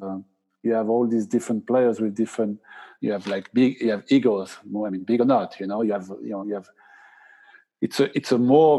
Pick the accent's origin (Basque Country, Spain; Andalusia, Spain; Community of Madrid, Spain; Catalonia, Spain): Basque Country, Spain; I'm from the Basque Country. I speak Spanish.